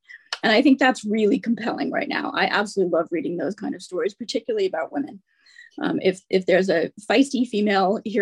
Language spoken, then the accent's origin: English; United States; now in Manchester, United Kingdom; I'm obviously an American, but I live in Manchester, just north of Manchester